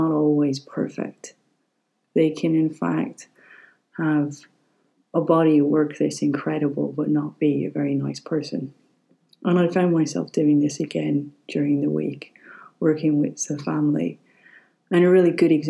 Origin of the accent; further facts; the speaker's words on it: Ireland; growing up in Ireland